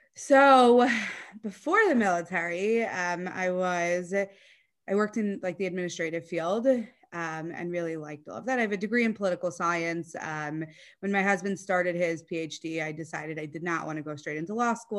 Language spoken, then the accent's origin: English; Atlanta, Georgia, United States; moved away; also born or lived in Brooklyn; I'm from Atlanta originally